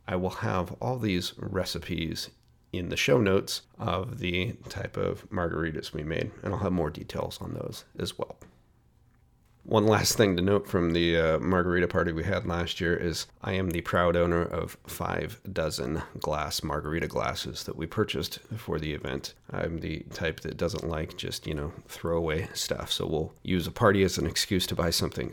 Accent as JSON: {"language": "English", "town": "Portland", "region": "Oregon", "country": "United States", "tie": "born or raised there", "said": "here in my hometown of Portland, Oregon"}